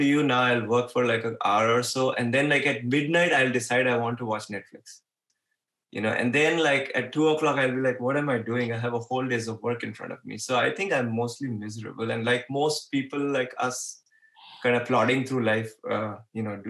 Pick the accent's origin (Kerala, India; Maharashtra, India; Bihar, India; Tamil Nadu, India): Maharashtra, India; Mumbai; I was born in Bombay